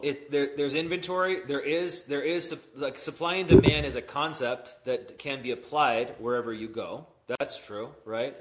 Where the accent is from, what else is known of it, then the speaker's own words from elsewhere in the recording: San Diego, California, United States; moved away; I'm from San Diego